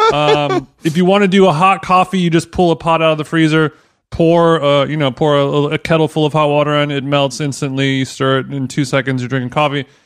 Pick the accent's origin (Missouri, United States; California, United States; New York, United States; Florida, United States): California, United States; Orange County; growing up in Orange County